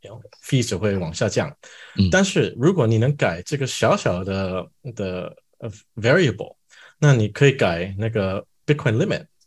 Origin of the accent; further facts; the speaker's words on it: Canada; Chinese is a second language; also born or lived in Chengdu, China / Shanghai, China; 我也搬回加拿大，我是加拿大人